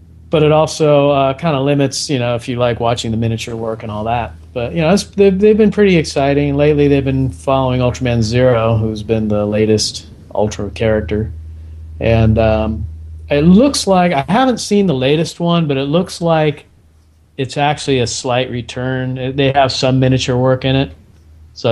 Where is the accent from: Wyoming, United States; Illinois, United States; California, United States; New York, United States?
California, United States; I grew up in California